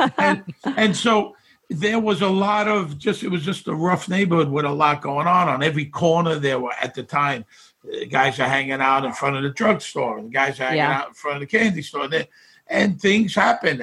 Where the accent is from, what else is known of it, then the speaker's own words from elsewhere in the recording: New York City, New York, United States; moved away as an adult; also born or lived in Las Vegas / Hawaii; I grew up in Bensonhurst